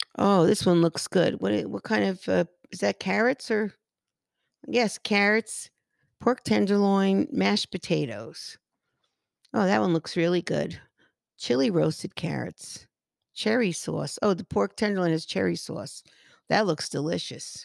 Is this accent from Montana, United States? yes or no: no; Paterson, New Jersey, United States; I grew up in Patterson